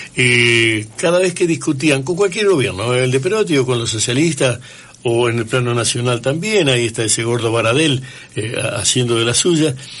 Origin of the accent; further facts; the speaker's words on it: Santa Fe, Argentina; now in Rosario, Argentina; mi infancia fue en Santa Fe